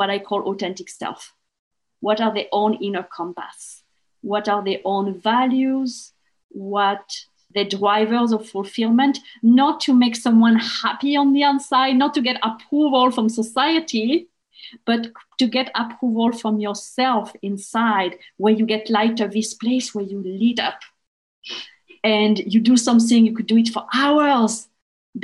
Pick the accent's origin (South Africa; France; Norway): France; English is a second language; moved away as an adult; when I was back in France, because I'm from France originally